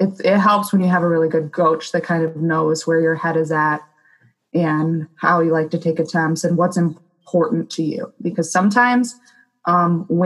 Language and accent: English; Lake Orion, Michigan, United States; Lake Orion, my hometown